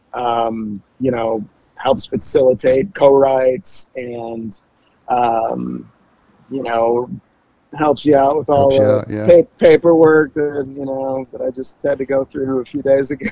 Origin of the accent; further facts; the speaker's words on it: Frankenmuth, Michigan, United States; moved away as an adult; also born or lived in New York City / Nashville; now in Cincinnati, United States; Frankenmuth, Michigan. I graduated high school from Frankenmuth High School